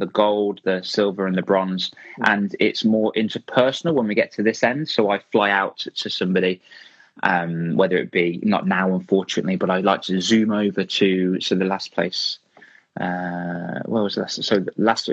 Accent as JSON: {"language": "English", "town": "Rugby", "region": "West Midlands", "country": "United Kingdom", "tie": "born or raised there", "said": "my hometown here in Rugby"}